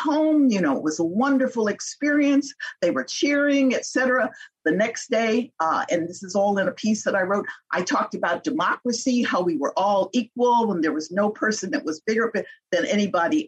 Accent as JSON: {"language": "English", "country": "United States", "said": "I'm an American"}